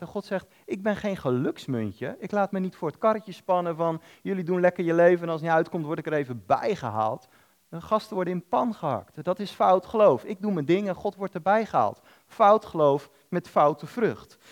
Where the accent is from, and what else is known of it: Netherlands